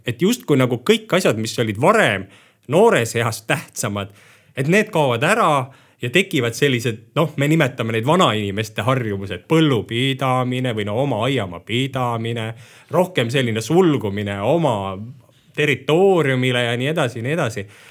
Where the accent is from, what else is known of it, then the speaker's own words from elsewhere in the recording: Tootsi, Pärnu County, Estonia; also born or lived in Tallinn; now in Põltsamaa, Estonia; ma ise tegelikult olen pärit Pärnumaalt, Tootsist